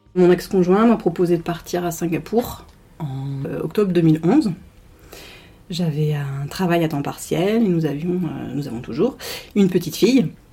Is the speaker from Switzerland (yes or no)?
no; France; on est français